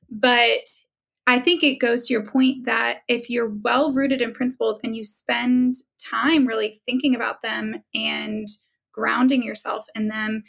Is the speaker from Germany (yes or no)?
yes; Germany; born there; I can't be president either. I was born in Germany.